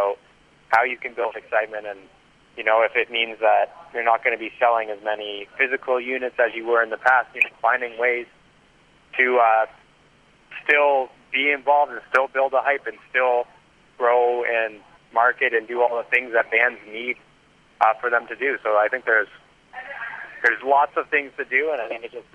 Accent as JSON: {"language": "English", "country": "Canada", "said": "being Canadian"}